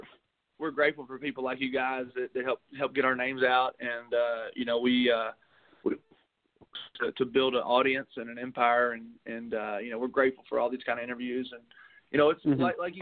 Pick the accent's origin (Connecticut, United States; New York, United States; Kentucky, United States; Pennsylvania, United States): Kentucky, United States; Taylorsville; moved away as an adult; now in Nashville, United States; being from Taylorsville, Louisville is about a half hour from my hometown. I grew up watching the Kentucky Derby